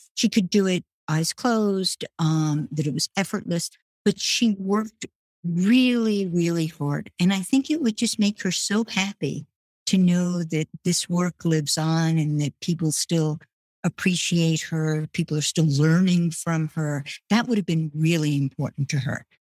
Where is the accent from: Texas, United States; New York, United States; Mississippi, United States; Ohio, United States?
New York, United States; New York City; also born or lived in France; I grew up in Brooklyn